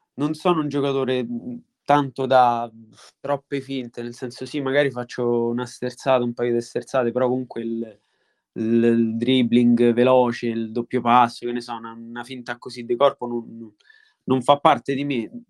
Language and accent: Italian; Montalto di Castro, Lazio, Italy; ho giocato nella squadra del mio paese, io sono di Montalto di Castro